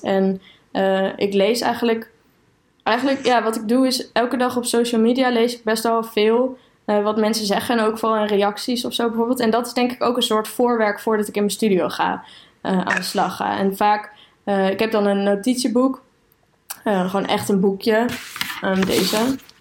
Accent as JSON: {"language": "Dutch", "town": "Aalten", "region": "Gelderland", "country": "Netherlands", "tie": "born or raised there", "also_born_or_lived": "Utrecht", "moved": "as an adult", "said": "ik ben opgegroeid in Aalten"}